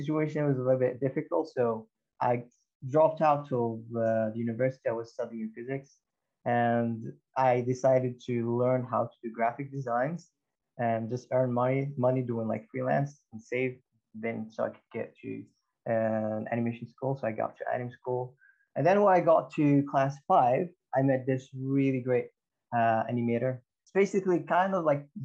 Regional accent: Morocco; moved away; I'm from Morocco.

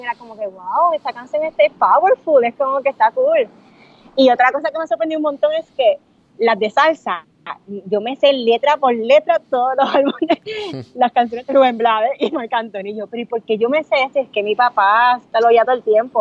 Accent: Puerto Rico; somos dos boricuas

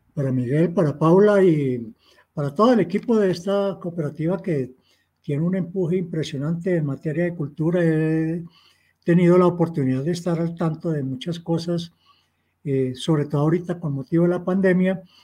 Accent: Girardot, Cundinamarca, Colombia; yo soy de Girardot, provincia, un hogar muy humilde, y no sabía qué eran los libros

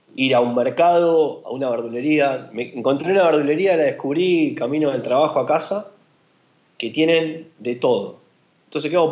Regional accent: Argentina; acá en Argentina

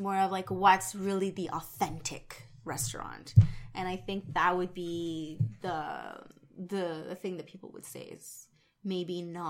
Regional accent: Nicaragua; oh, I'm from Nicaragua.

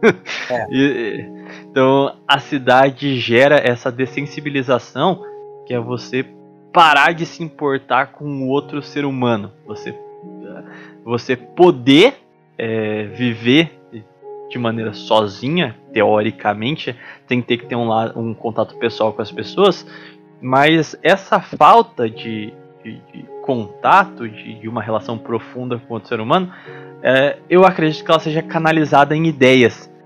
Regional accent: São Paulo, Brazil; eu sou de São Paulo, é, não capital, mas do estado de São Paulo

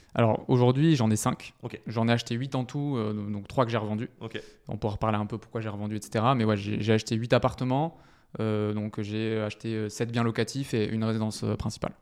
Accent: Bordeaux, Nouvelle-Aquitaine, France; moved away as an adult; now in Paris, France; je suis originaire du sud de la France, de Bordeaux plus précisément, où j'ai passé toute mon enfance et aussi mes études. Et ça fait six ans que je vis sur Paris

